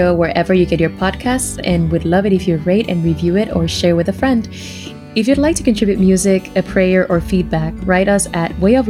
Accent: Dominican Republic; English is a second language; I was born in the Dominican Republic. I'm half Dominican, half Haitian.

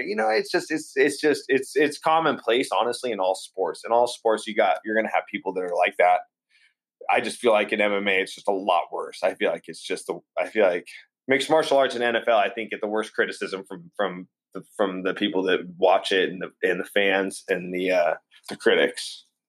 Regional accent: Otis Orchards, Washington, United States; also born or lived in Aurora, Colorado / Spokane, Washington; I was born in Aurora, Colorado. Um, okay. Parents split up and then we, every, we, they split up here in Spokane. So we moved from Aurora to Spokane, and then uh, I grew up in a little town called Otis Orchards

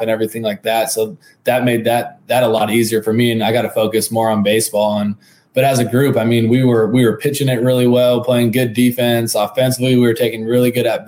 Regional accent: San Diego, California, United States; growing up in San Diego, obviously all the military ties

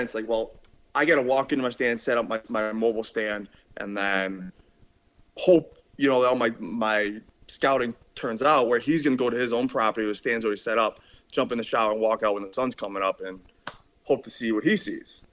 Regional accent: Buffalo, New York, United States; I am from Buffalo, New York. I'm about 10 minutes from the Canadian border

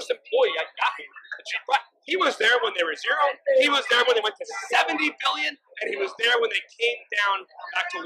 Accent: New York, United States; now in Rhode Island, United States; I was from New York

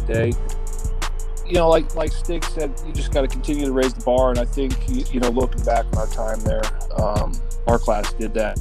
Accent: Brandon, South Dakota, United States; I grew up in Brandon, South Dakota, right outside of Sioux Falls

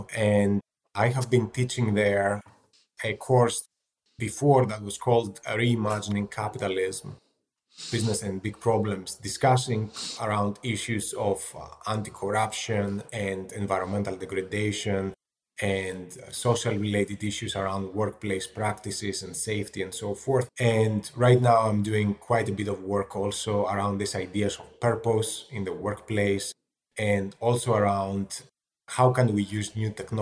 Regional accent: Athens, Attica, Greece; moved away as an adult; also born or lived in London; now in Boston, United States; I grew up in Athens in Greece

